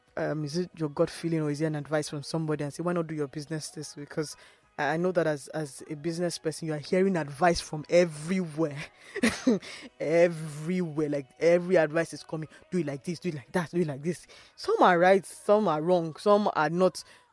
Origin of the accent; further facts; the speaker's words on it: Nigeria; as a Nigerian, living in Nigeria, running a business, having challenges of funds, having infrastructure problems